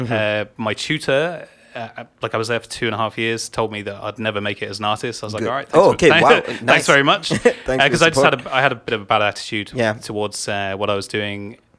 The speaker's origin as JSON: {"language": "English", "region": "England", "country": "United Kingdom", "said": "My wife's Irish. Okay, cool. So I'm English."}